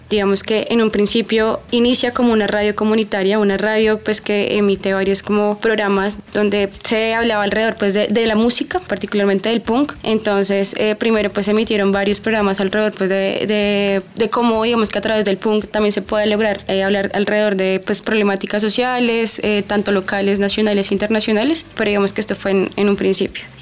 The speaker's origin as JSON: {"language": "Spanish", "region": "Bogotá", "country": "Colombia", "tie": "born or raised there", "said": "Viví y crecí en el, en el Codito toda mi vida, pero como que hubo un conflicto de no reconocerme, digamos que en ese, en ese lugar. Me fui de mi barrio por un tema personal."}